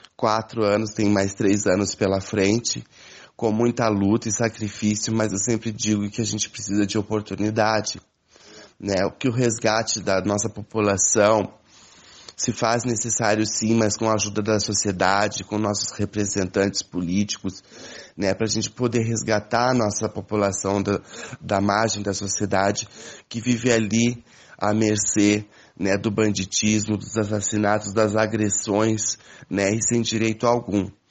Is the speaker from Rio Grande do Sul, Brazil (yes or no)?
yes; Cachoeira do Sul, Rio Grande do Sul, Brazil; moved away as an adult; now in Ponta Grossa, Brazil; sou natural de Cachoeira do Sul, Rio Grande do Sul, mas moro há 26 anos em Ponta Grossa, Paraná